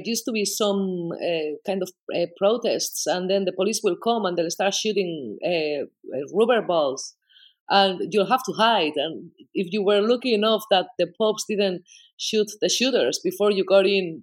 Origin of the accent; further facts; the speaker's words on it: Bilbao, Basque Country, Spain; first language Spanish; English is a second language; moved away as an adult; now in Ireland; I was born in Bilbao. I was a child of the 80s in the Basque Country